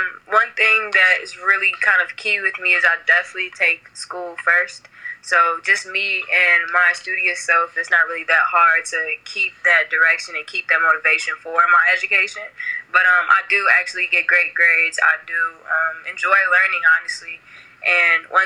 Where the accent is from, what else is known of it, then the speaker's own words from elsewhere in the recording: Chicago, Illinois, United States; I've been born and raised in Chicago, Illinois